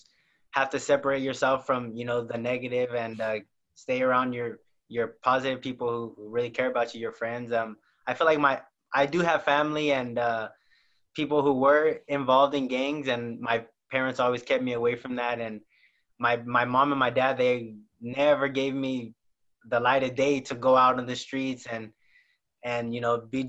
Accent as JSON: {"language": "English", "town": "Salinas", "region": "California", "country": "United States", "tie": "born or raised there", "said": "I'm from Salinas, California, born and raised"}